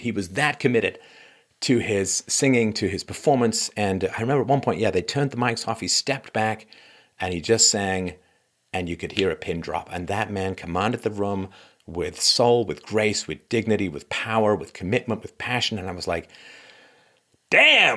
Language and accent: English; England, United Kingdom; growing up in England